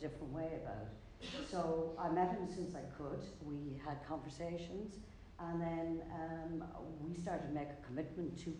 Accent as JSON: {"language": "English", "area": "County Roscommon", "region": "Connacht", "country": "Ireland", "moved": "yes", "lives_now": "Galway, Ireland", "said": "I'm from Ballantrine County, Roscommon, but lived the longest length of my life in Galway"}